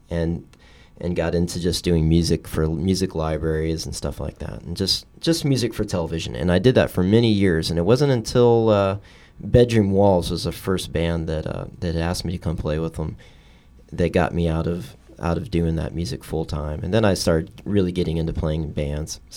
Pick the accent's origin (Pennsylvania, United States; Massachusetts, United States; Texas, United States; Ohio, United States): Texas, United States; also born or lived in Boston / New York; now in Los Angeles, United States; Well, I'm originally from Texas, but I'm a military kid. I lived all over, and I I'd come from the East Coast. I went to school in Boston and spent a little time in New York